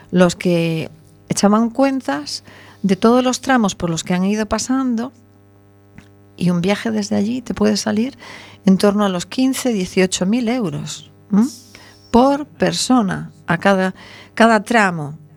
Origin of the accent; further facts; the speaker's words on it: Venezuela; moved away; yo debo decir que nací en Venezuela, de lo cual me siento muy orgullosa y muy feliz, pero mi tierra querida me enseñó los colores